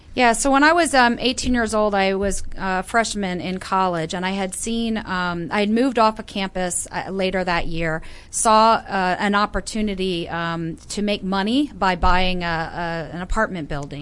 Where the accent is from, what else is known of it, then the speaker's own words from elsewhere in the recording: Northern Virginia, United States; also born or lived in Florida; I was born in Florida, grew up in Northern Virginia, mm-hmm. moved away for a bit, and then came back to Northern